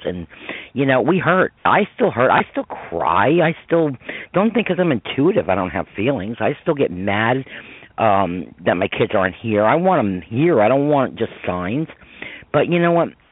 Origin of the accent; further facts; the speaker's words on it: Croton-on-Hudson, New York, United States; I grew up in Croton on Hudson, New York